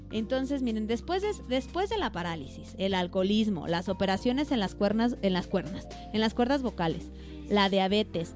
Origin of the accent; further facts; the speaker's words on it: Mexico; como mexicanos